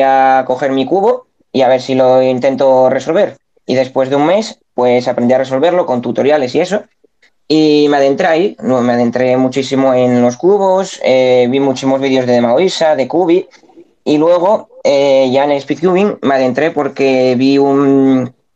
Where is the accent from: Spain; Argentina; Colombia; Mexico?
Spain; yo soy de España.